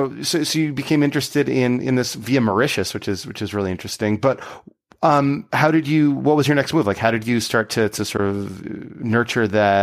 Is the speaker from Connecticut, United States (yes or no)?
yes; Connecticut, United States; I too was born in a state called Connecticut.